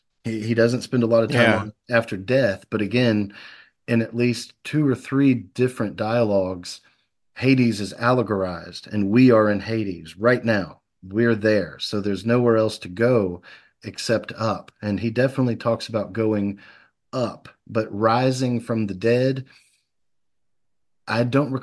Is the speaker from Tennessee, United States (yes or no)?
yes; Memphis, Tennessee, United States; born there; now in Tupelo, United States; I was born in Memphis, and my wife was born here in Tupelo. And so when I moved here, it was to to be with her.